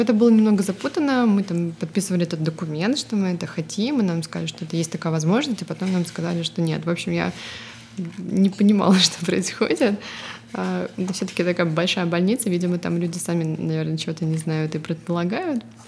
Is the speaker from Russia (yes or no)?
yes; Russia; moved away as an adult; also born or lived in Estonia; now in California, United States; Мы обе родом из России, но сейчас живем в Калифорнии.